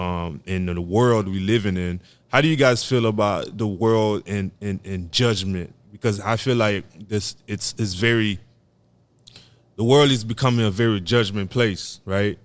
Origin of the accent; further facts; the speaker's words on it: Haiti; I'm from Haiti